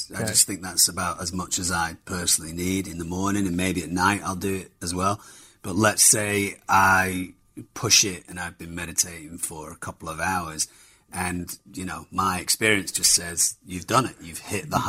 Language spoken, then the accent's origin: English; Germany; I do remember my parents dropping my brother and I off at matinees. We grew up in Germany